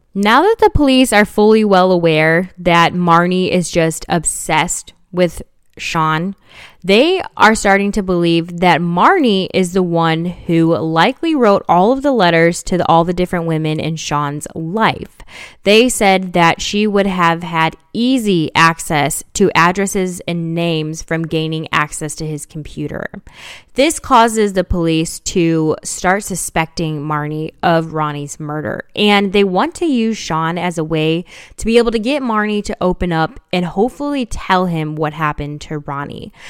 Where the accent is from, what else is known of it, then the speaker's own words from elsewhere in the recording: Chicago, Illinois, United States; growing up in Chicago